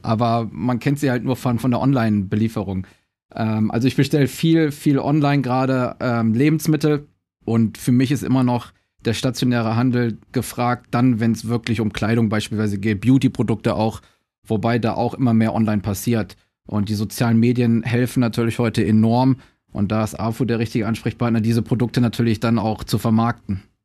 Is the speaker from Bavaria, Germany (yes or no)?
no; Düsseldorf, North Rhine-Westphalia, Germany; moved away as an adult; now in Shanghai, China; ich bin ja gebürtiger Düsseldorfer